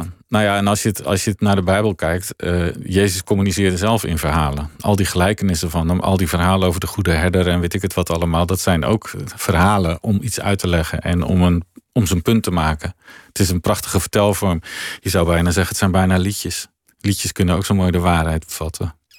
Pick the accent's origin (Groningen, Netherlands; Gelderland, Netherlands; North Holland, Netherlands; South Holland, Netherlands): Gelderland, Netherlands; Veluwe; wij woonden in mijn jonge jaren op de Veluwe